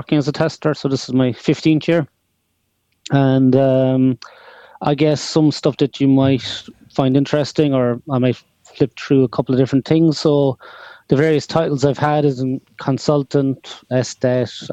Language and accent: English; Cork, Munster, Ireland; I'm from Cork, all the way down the south of Ireland